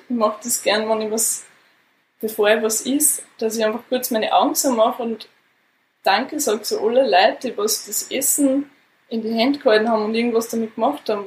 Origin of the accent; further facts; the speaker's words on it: Austria; bei uns in Österreich